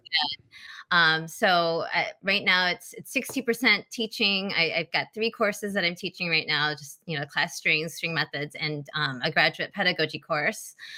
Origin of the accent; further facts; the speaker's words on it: Michigan, United States; I'm back in my hometown, just five minutes away from mom and dad